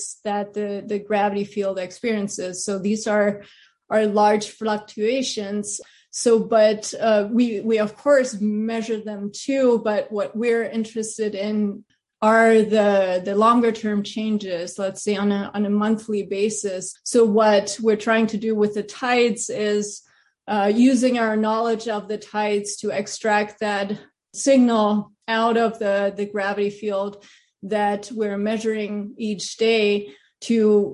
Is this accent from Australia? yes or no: no; Germany; moved away as an adult; also born or lived in Pasadena, California; I grew up in Germany.